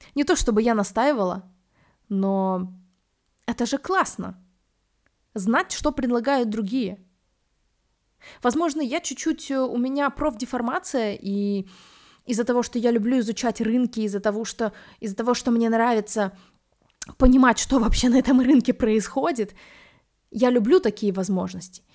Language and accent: Russian; Minsk, Belarus; also born or lived in New York; Я из Минска, и я первый раз приехала в Москву уже после того, как пожила в Нью-Йорке